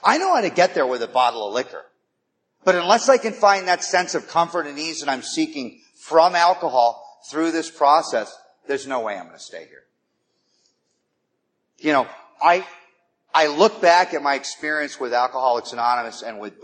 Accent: Malibu, California, United States; now in Los Angeles, United States; I grew up in Malibu

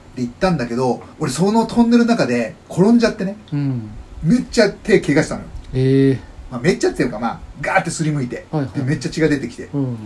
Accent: Fukuoka, Japan; 僕福岡出身でしょ

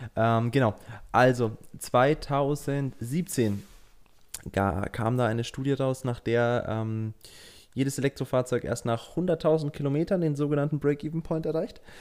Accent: Germany; bei uns in Deutschland

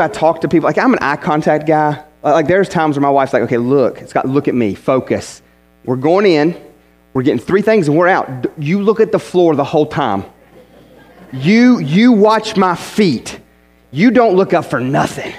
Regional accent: West Virginia, United States; I'm from West Virginia

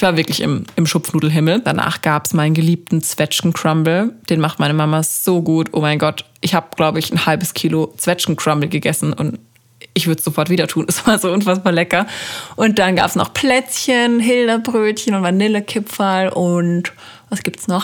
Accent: Freiburg, Baden-Württemberg, Germany; moved away; bei uns in Freiburg

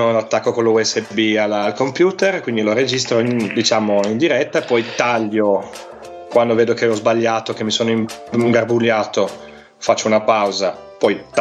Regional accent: Piedmont, Italy; accent: Piedmontese; io sono un piemontese, quindi ho la cantilena, allungo le, le vocali, allungo le finali.

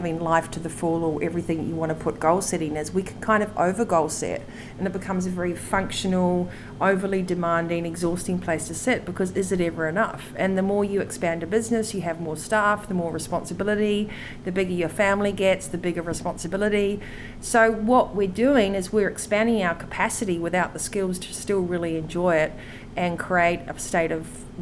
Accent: New Zealand; I'm a Kiwi

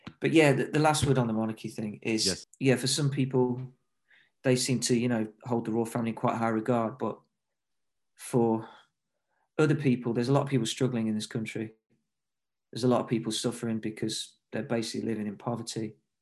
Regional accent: Nottingham, East Midlands, United Kingdom; now in London, United Kingdom; No. I grew up in Nottingham in the Midlands, actually. And I moved to London, you know, to sort of pursue music more and stuff.

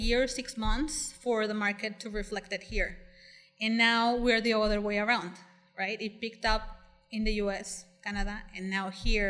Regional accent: La Paz, Baja California Sur, Mexico; now in Cabo San Lucas, Mexico; So, I was born in La Paz, and I was raised there. Then I came down to Cabo with my dad, who built a couple homes here, and that's how I ended up in Pedregal.

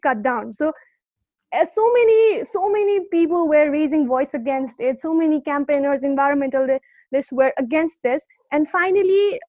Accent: Kathmandu, Bagmati, Nepal; also born or lived in Terai region, Nepal; I was born in the Tarai region of Nepal, which is like in the rural place of Nepal. But fortunately, I have been raised in the capital city, which is Kathmandu

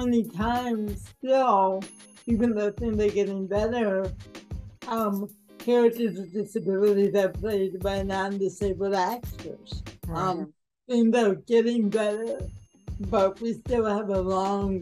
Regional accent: Oak Park, Illinois, United States; I grew up in Oak Park, Illinois, and which is a suburb just west of Chicago

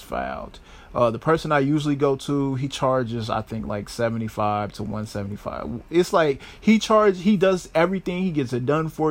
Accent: Chicago, Illinois, United States; I am a Chicago native and born and raised, not raised, but I was born here in Chicago

